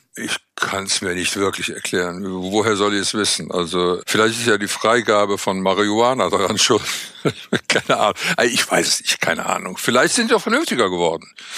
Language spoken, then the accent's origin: German; Cologne, North Rhine-Westphalia, Germany; Ich bin Kölner